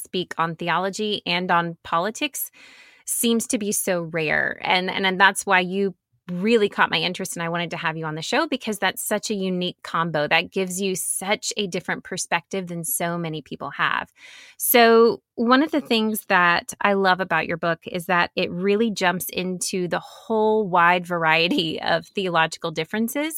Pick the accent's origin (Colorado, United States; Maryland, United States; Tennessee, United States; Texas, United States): Tennessee, United States; Nashville; moved away; I grew up in Nashville